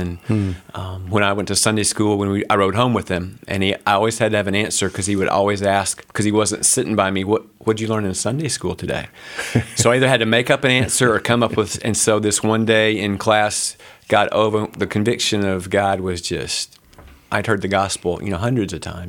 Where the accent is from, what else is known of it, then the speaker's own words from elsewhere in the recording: Huntsville, Alabama, United States; now in Princeton, Indiana, United States; So I was born and raised in Huntsville, Alabama